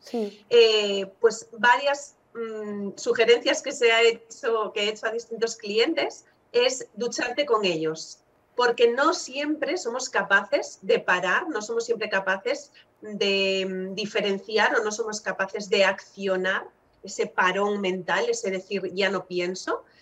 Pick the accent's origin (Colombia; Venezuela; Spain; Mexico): Spain; Galicia; como buena gallega